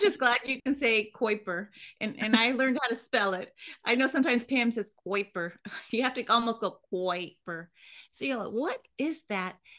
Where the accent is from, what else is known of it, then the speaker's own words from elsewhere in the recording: Hawaii, United States; I was born in Hawaii.